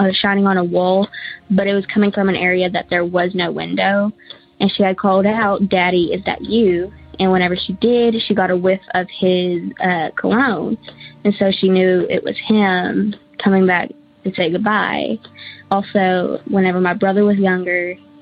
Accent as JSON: {"language": "English", "town": "Searcy", "region": "Arkansas", "country": "United States", "said": "I'm from the Searcy area of Arkansas"}